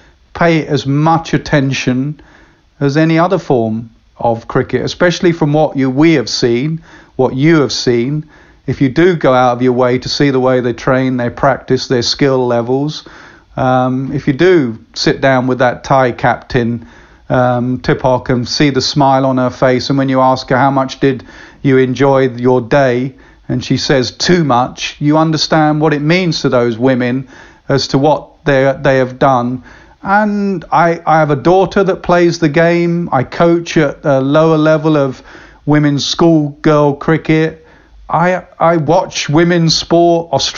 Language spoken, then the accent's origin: English; England, United Kingdom; I know my roots. Anyone always asks me, you know, what are you? I'm English.